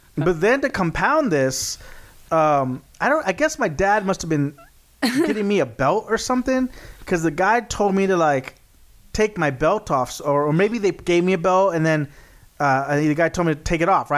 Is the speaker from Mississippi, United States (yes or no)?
no; Texas, United States; we're from Texas